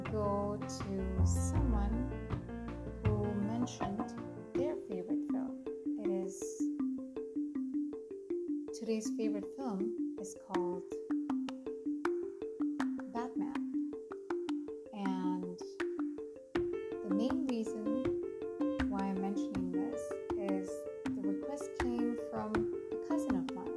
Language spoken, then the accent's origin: English; Mumbai, Maharashtra, India; first language Hindi; English is a second language; I'm from India, from Mumbai. Hindi is native to me.